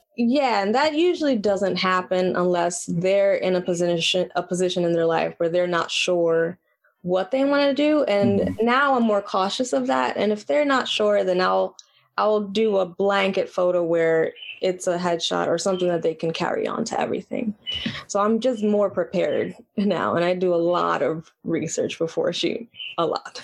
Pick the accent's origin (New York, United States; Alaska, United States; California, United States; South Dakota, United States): New York, United States; New York City; I was born and raised in Washington Heights